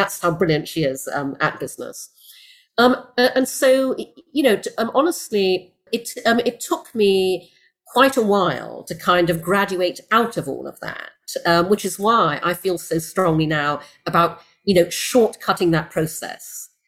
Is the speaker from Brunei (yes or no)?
yes; Brunei; also born or lived in United Kingdom; And I grew up in Brunei, in Borneo, in Asia, where my parents moved when I was six, after I was born in the UK.